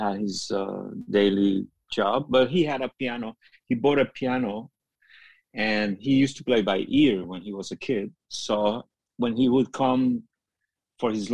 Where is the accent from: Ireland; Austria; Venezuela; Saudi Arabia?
Venezuela; Caracas, Capital District; moved away; the music that I grew up with in Caracas